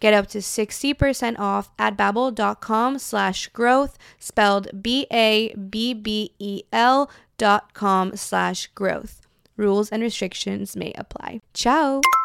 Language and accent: English; Brazil; born or raised there; moved away